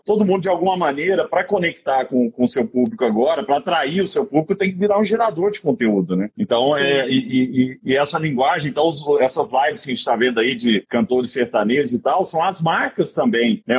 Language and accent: Portuguese; Araguari, Minas Gerais, Brazil; moved away; meu, meu conterrâneo de Araguari, de Herigueri. É mandar, um mandar um beijo pro povo de Herigueri lá, que é minha terra